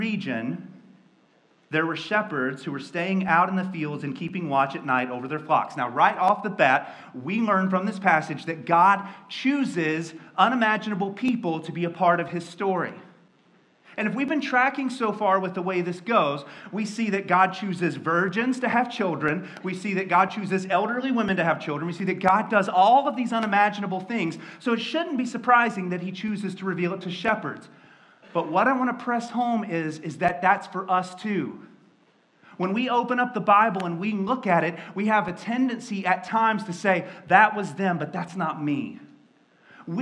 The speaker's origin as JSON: {"language": "English", "town": "Mocksville", "region": "North Carolina", "country": "United States", "tie": "born or raised there", "said": "That's like where I grew up. There's a phrase back in Jesus' time that says, \"What good could come from Nazareth?\" I'm from Mocksville, North Carolina."}